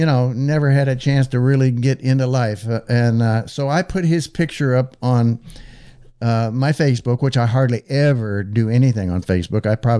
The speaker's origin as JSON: {"language": "English", "town": "Los Angeles", "region": "California", "country": "United States", "tie": "born or raised there", "also_born_or_lived": "Lafayette, Indiana", "moved": "as an adult", "said": "I came from a family in California. I was born and raised in North Hollywood, went to North Hollywood High"}